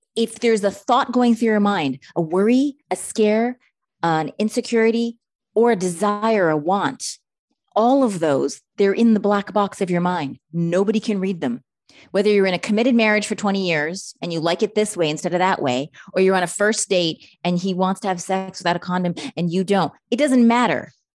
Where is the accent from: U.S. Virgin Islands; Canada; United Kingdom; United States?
Canada; I'm Canadian